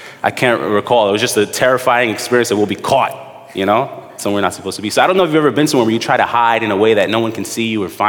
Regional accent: New York City, New York, United States; Me and my brother, we grew up in the Midwood area, Flatbush

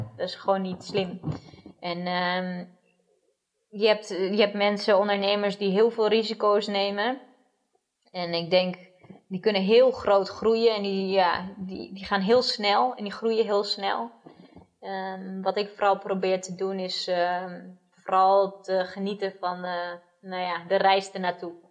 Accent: Netherlands; ik opgegroeid ben in Nederland

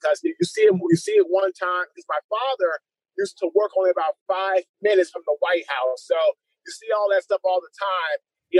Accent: Washington, District of Columbia, United States; also born or lived in White Oak, Maryland; Washington, D.C., my friend.

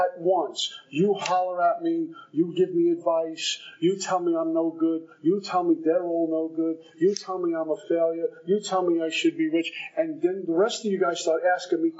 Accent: Brooklyn, New York, United States; you can tell I'm from Brooklyn

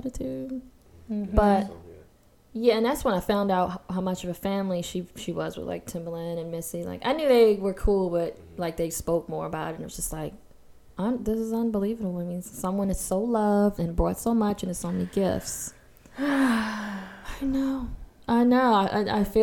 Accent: Baltimore, Maryland, United States; I grew up in Baltimore hood

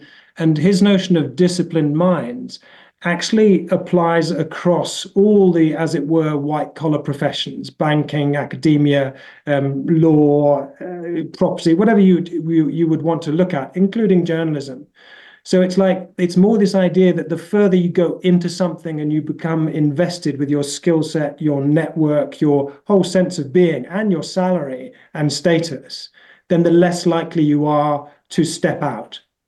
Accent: United Kingdom; I mean, I'm British.

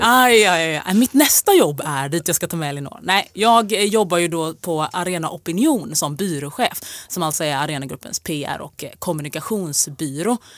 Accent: Jönköping, Jönköping County, Sweden; moved away as an adult; now in Stockholm, Sweden; jag är från Jönköping

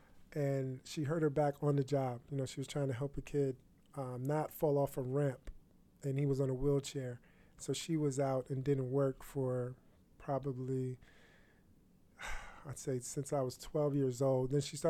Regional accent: Peekskill, New York, United States; I'm from Peekskill, New York

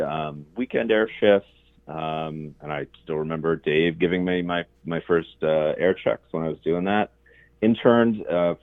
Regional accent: Englewood, Ohio, United States; I grew up in Englewood, north of Dayton

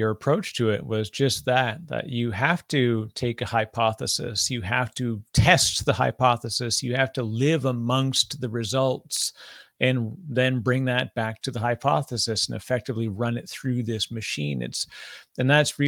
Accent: Canada; now in New Jersey, United States; I'm Canadian. My funny accent gives me away sometimes, but I live in New Jersey

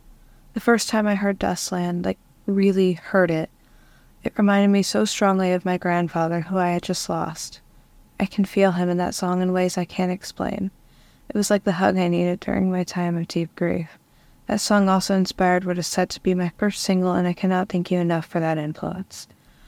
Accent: Ohio, United States; I'm from Ohio and I'm a singer-songwriter.

